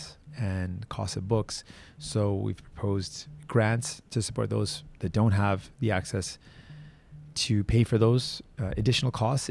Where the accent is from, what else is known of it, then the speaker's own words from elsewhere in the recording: Toronto, Ontario, Canada; I was born in Toronto, born in Scarborough